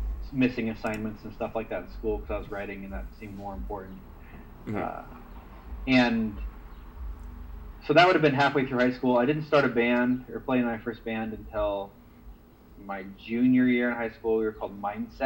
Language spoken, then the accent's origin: English; the Northwest, Pacific Northwest, United States; I was from the Northwest